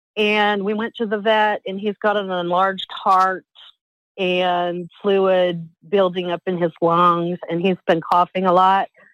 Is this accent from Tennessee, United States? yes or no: yes; Knoxville, Tennessee, United States; now in South Carolina, United States; I'm from Knoxville, Tennessee